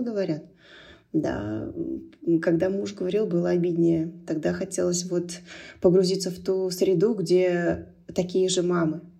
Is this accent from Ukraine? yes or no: no; Turkmenistan; moved away; also born or lived in Moscow; Я росла в Туркмении, и туркменский язык был повсюду. Дома мы говорили на русском языке